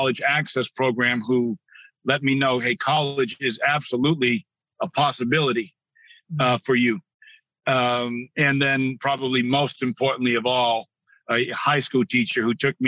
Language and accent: English; New Bedford, Massachusetts, United States; I grew up in New Bedford, Massachusetts